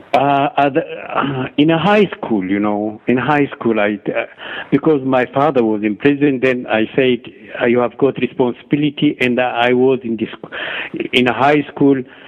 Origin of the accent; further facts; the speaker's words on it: Ethiopia; moved away as an adult; also born or lived in Egypt; I born and grow up in Ethiopia till I was 19 years old. Then I left my country because of political reason and went to Egypt